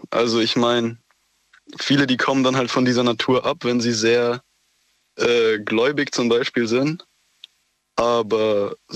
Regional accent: Baden-Württemberg, Germany; Äh, Schwarzwald. Aus dem also ganz westlich.

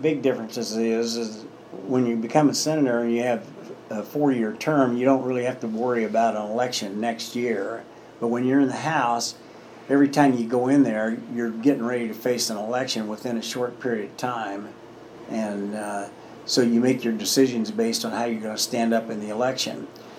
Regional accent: Indiana, United States; I come from Hamilton County and it's a pretty heavily Republican area.

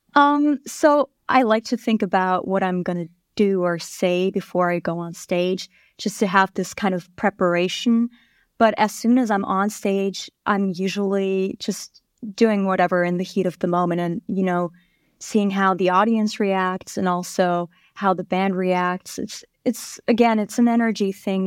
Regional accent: Vienna, Austria; moved away as an adult; now in New York, United States; I grew up in Austria, Vienna

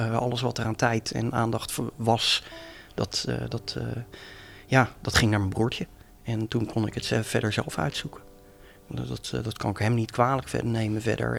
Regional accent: Leiderdorp, South Holland, Netherlands; now in Leiden, Netherlands; ik woon in Leiden, maar ben geboren en getogen in Leidendorp

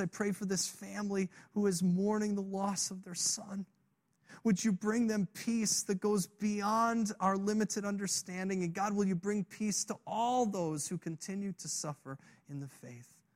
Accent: Illinois, United States; I grew up in Illinois

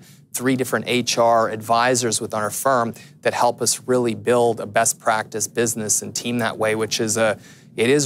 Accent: Canada; being a Canadian

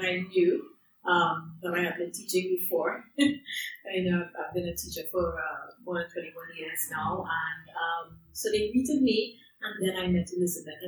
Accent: Trinidad & Tobago; moved away as an adult; now in London, United Kingdom; I am from Trinidad and Tobago, but I live in London, UK.

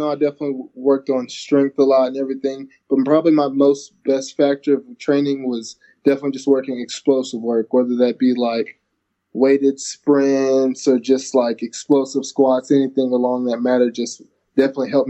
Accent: Lawton, Oklahoma, United States; also born or lived in Georgia / Alaska; I was born in Georgia, and I lived there for two years. Then we moved to Alaska and then until I was in the third grade, and I finished up in Lawton, Oklahoma.

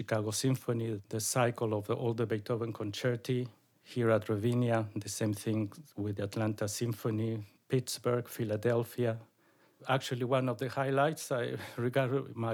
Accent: Mexico City, Mexico; moved away as an adult; also born or lived in Paris / Moscow; I am from Mexico City. I studied mainly in Mexico with my mother

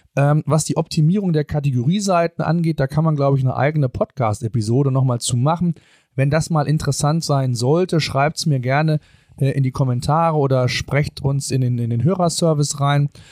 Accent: Germany; bei uns in Deutschland

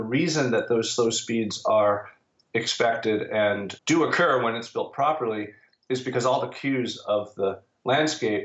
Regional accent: United States; I'm American

